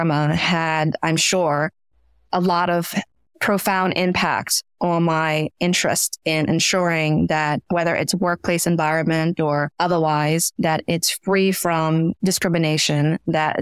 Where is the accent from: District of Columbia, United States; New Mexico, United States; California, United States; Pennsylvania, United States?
District of Columbia, United States; Washington; also born or lived in Myanmar / Florida / New York City; I grew up in Washington, DC